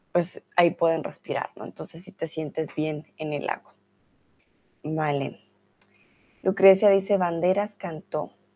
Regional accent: Colombia; tutora de español aquí en Chatterbox, soy de Colombia

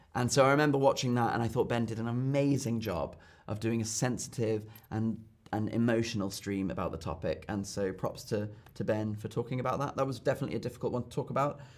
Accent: London, United Kingdom; I'm from London, but my mum is German. So that's why I speak German and I feel German. I'm half German, half British

